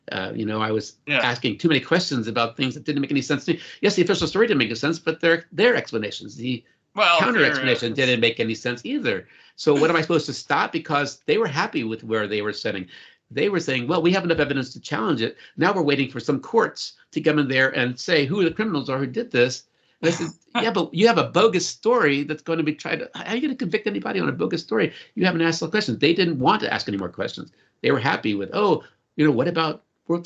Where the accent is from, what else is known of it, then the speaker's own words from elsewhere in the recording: New Orleans, Louisiana, United States; When I was a little kid, I grew up in New Orleans, Louisiana